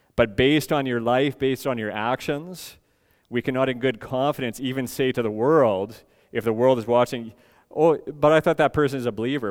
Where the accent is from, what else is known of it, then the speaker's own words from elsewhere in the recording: Edmonton, Alberta, Canada; moved away; I come from Edmonton